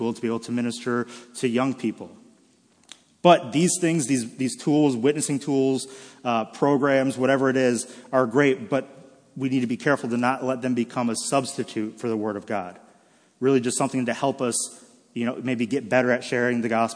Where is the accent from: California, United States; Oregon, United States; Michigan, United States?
Michigan, United States; born and raised in Michigan